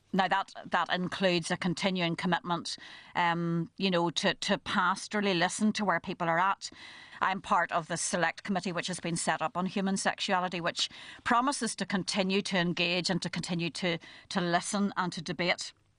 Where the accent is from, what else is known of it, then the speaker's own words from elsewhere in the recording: Belfast, Northern Ireland, United Kingdom; also born or lived in County Down / Dublin; I was brought up in East Belfast during the Troubles